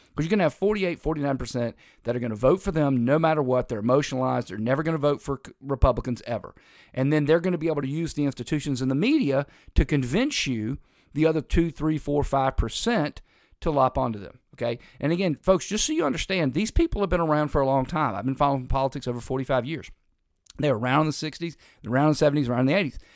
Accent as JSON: {"language": "English", "region": "North Carolina", "country": "United States", "tie": "born or raised there", "said": "I was growing up in North Carolina"}